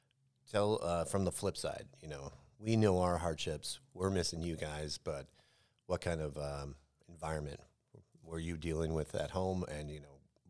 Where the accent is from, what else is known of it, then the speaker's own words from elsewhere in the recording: Nebraska, United States; also born or lived in California / Arizona / Germany; So I have some memory of Germany, you know, but all my childhood was Nebraska